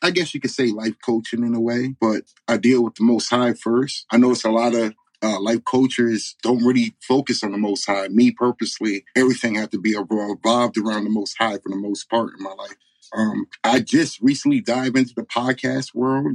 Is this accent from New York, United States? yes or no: yes; New York, United States; moved away as an adult; also born or lived in Bronx, New York / Delaware; now in Arizona, United States; I grew up in uh, New York, between the Bronx and upstate Catskill Mountains. Um, born and raised up upstate New York from, I'm going to say up to 18, 19